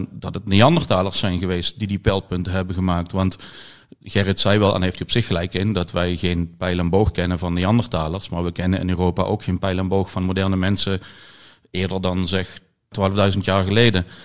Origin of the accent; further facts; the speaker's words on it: Limburg, Netherlands; ik ben afkomstig uit Zuid-Limburg. Eh, uit de omgeving van Maastricht, eh, waar vroege prehistorie ja, niet bij iedereen leeft.